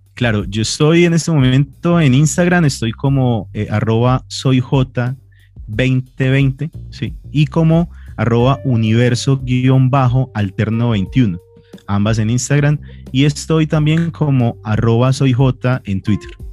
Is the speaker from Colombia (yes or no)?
yes; Colombia; como colombianos estábamos acostumbrados